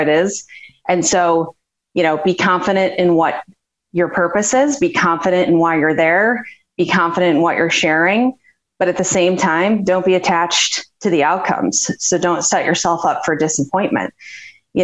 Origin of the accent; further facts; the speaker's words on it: Chicago, Illinois, United States; So I am from Chicago, grew up in the north suburbs